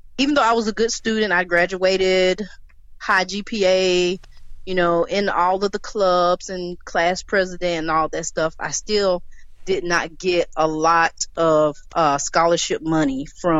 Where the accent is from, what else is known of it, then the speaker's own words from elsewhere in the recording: Hattiesburg, Mississippi, United States; And I am from Hattiesburg, Mississippi.